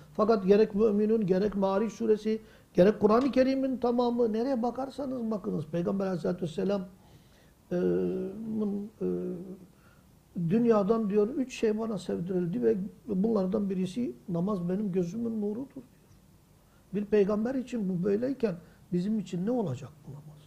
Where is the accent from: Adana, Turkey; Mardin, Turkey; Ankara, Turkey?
Mardin, Turkey; 58 yılına kadar ben o caminin kapısında 8 yaşındaydım. Dayımın evi o yol üzerindeydi.